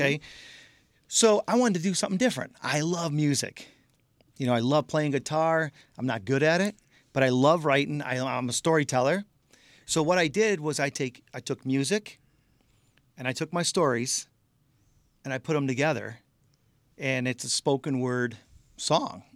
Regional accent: Michigan, United States; I'm out in California, we're from Michigan

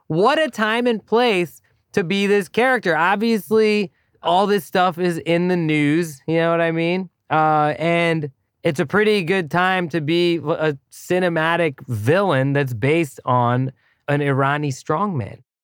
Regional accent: Thailand; moved away; as a kid growing up in Thailand

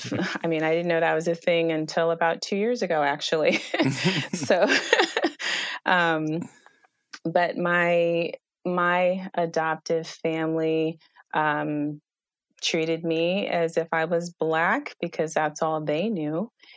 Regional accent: United States; adopted to the United States, and I was raised by a military family who happened to be Black. So I was raised in the Black culture in the United States in the 70s and 80s.

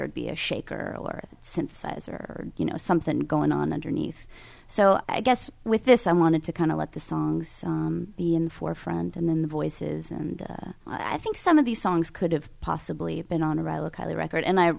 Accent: California, United States; Well, I think it's important to understand California. I'm from California

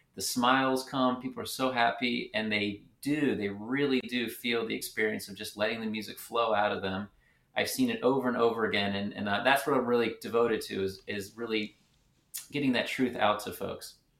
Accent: Richmond, Virginia, United States; moved away as an adult; also born or lived in Philadelphia / Atlanta; now in Memphis, United States; I was born in Philadelphia. I grew up in Richmond, Virginia

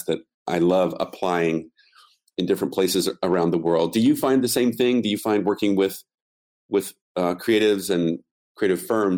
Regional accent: United States; first language English; being an American, I really only speak English very well

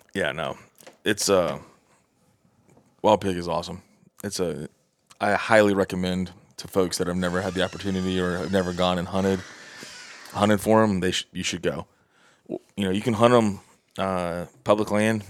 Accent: Southeast, United States; I'm from the Southeast

